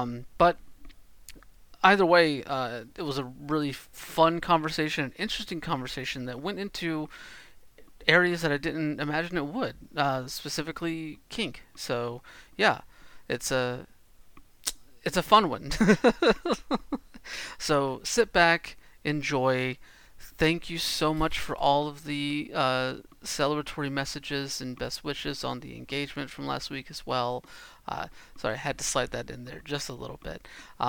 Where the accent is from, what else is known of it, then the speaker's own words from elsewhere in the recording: the South, United States; I'm from the South.